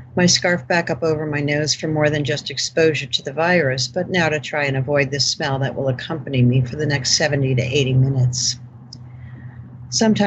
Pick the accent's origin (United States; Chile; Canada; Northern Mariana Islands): United States; Rye, New York; born or raised there